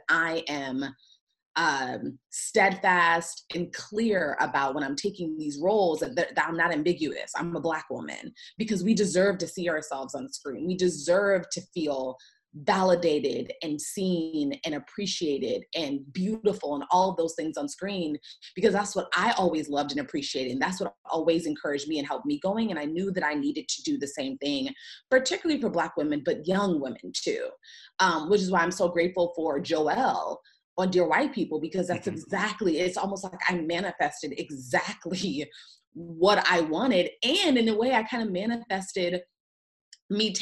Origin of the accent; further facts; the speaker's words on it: Gaithersburg, Maryland, United States; moved away as an adult; also born or lived in Washington, D.C.; now in Los Angeles, United States; So I grew up in the suburbs of DC. So I grew up in Gaithersburg, Maryland